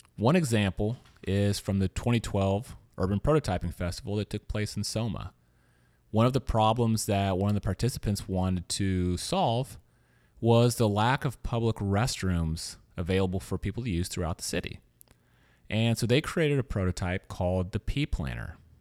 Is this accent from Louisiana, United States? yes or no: yes; Louisiana, United States; also born or lived in Missouri; now in San Francisco, United States; I grew up in Louisiana